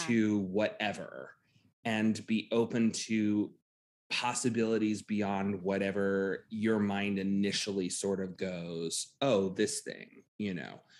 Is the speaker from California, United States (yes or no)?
no; Titusville, Florida, United States; I grew up in central Florida, right near the Space Center